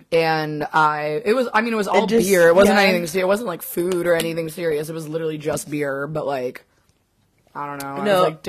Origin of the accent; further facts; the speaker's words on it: United States; I'm a cold-blooded fucking American.